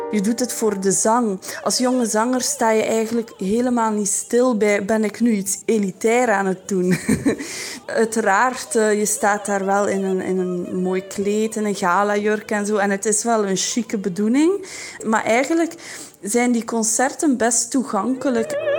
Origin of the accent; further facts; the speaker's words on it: Belgium; als Belg. Dat was toch bij mij het geval